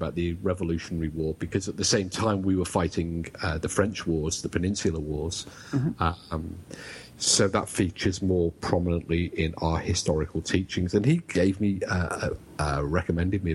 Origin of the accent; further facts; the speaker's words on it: England, United Kingdom; accent: British; now in Wales, United Kingdom; Well, technically in Wales, though I'm English